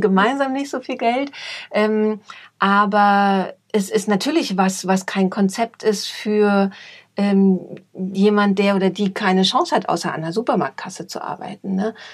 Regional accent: East Germany, Germany; now in Munich, Germany; Ich komme aus Ostdeutschland, das ist, glaube ich, auch nochmal so ein Punkt. Ähm, da wurde man sehr gemeinschaftsorientiert erzogen

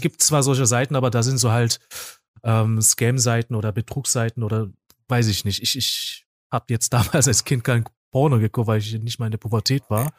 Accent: South Korea; also born or lived in Essen; now in Germany; weil ich komme ja eigentlich aus Korea

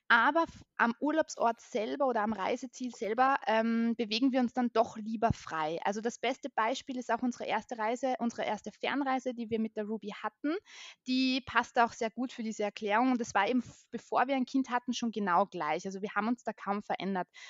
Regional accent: Vienna, Austria; moved away as an adult; now in Carinthia, Austria; also ich bin aus Österreich, ich bin geboren in Wien und lebe jetzt zusammen mit meinem Mann und mit meiner mittlerweile zweieinhalbjährigen Tochter in Kärnten.

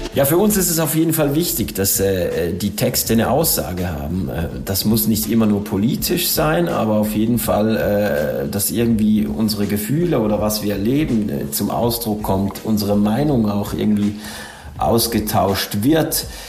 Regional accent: Switzerland; als Schweizer

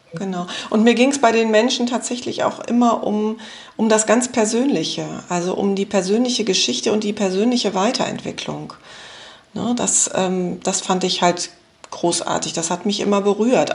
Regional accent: West Germany, Germany; also born or lived in Düsseldorf; bei uns im Westen

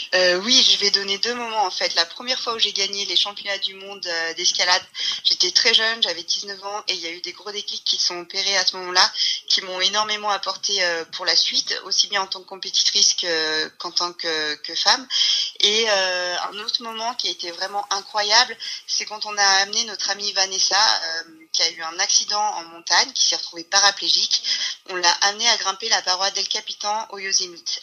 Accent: Bourg-Saint-Maurice, Auvergne-Rhône-Alpes, France; je suis née euh, à la montagne. Je suis née à Port-Saint-Maurice.

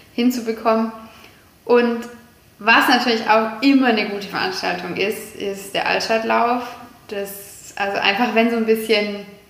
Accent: Kuppingen, Baden-Württemberg, Germany; also born or lived in Jettingen; now in Herrenberg, Germany; man ist im Teilort aufgewachsen und ich bin absolute Kuppingerin

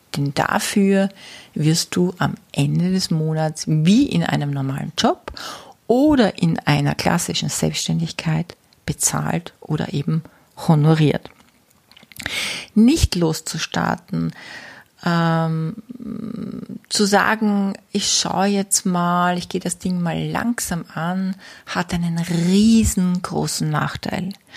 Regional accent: Austria; bei uns in Österreich

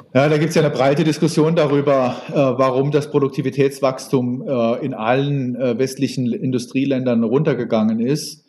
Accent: Saarbrücken, Saarland, Germany; Ich bin äh, in Saarbrücken geboren

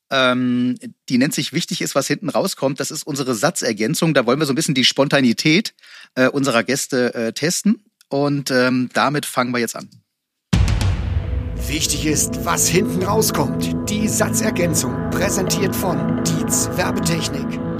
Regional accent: Iceland; Aber Olympiasilber 2008 mit meinem Heimatland ist für mich

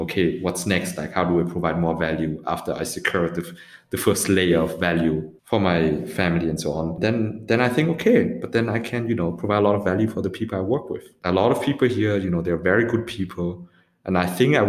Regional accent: Vietnam; moved away; now opening up an office also in Ho Chi Minh City in my home country.

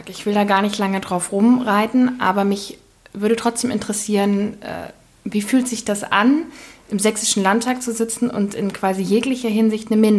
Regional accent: East Germany, Germany; Ich bin selbst im Osten geboren, nur wenige Monate vor dem Fall der Mauer.

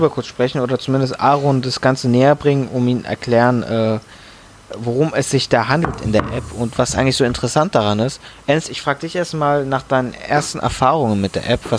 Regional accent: Frankfurt, Hesse, Germany; Die beiden auf einem Song, da freut man sich als Frankfurter.

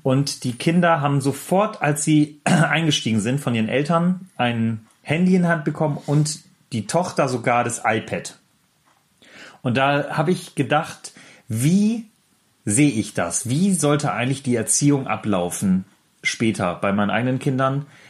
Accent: the North, Northern Germany, Germany; Bei uns im Norden

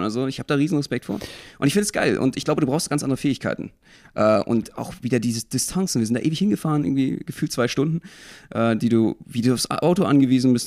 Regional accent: Berlin, Germany; ich als Berliner

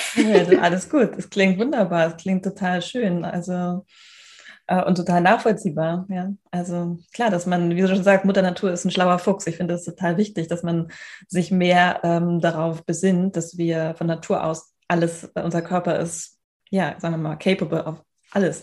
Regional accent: Hamburg, Germany; Wir kommen beide aus Hamburg

